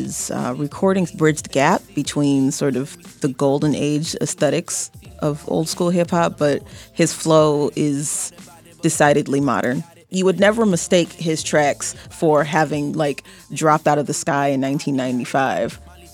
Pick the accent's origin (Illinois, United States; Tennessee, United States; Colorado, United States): Illinois, United States; Chicago; As a Chicagoan